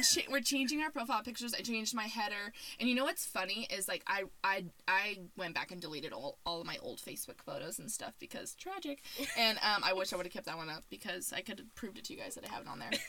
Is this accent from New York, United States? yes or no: no; Arizona, United States; also born or lived in Indiana; I was born in Indiana. I moved to Arizona when I was a ten.